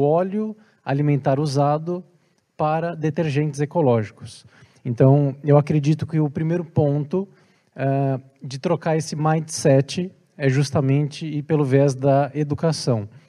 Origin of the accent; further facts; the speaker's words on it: Brazil; now in Portugal; porque eu sou brasileiro